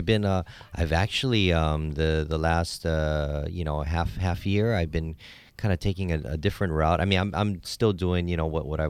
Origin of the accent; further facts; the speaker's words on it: Hawaii, United States; Well, you know, I was born and raised in Hawaii